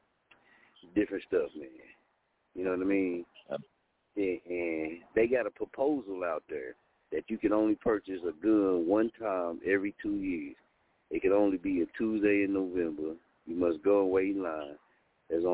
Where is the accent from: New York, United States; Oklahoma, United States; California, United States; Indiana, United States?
Oklahoma, United States; I'm from Oklahoma